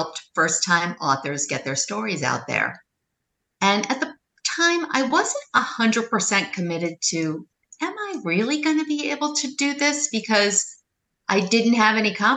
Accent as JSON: {"language": "English", "region": "New York", "country": "United States", "said": "Weight Watchers and I are the same age and we're both from New York."}